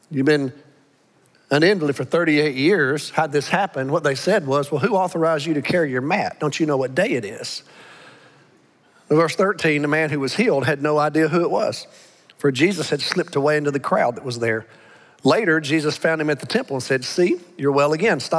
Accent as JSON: {"language": "English", "region": "Alabama", "country": "United States", "tie": "born or raised there", "accent": "Alabama", "moved": "yes", "said": "I, I, know I grew up, I was born and reared in Alabama, but I've been with y'all so long, I've, I've lost my Alabama accent for the most part."}